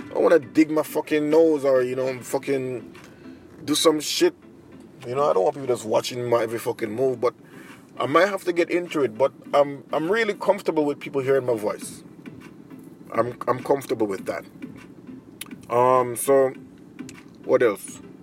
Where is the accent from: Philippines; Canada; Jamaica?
Jamaica; moved away as an adult; now in Japan; I'm a Jamaican in Japan. I've been living here for mm, 11 years